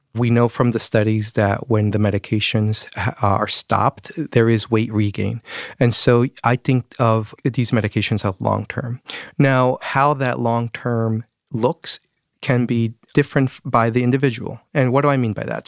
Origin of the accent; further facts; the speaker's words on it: Mexico; moved away; I'm from Mexico